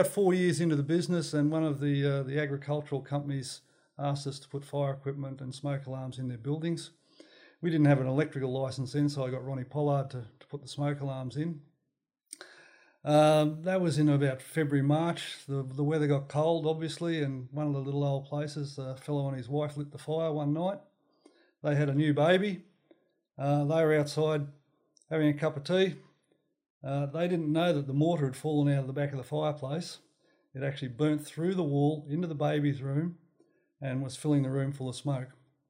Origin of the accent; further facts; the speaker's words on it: New South Wales, Australia; also born or lived in Tenterfield / Pittsworth / Maroochydore; All right, I was born in Tenterfield, which really is part of Queensland, New South Wales. Just think they own it, and we moved throughout country New South Wales for a number of years, then up to Pittsworth in Queensland, and I finished my high school in Maroochydore.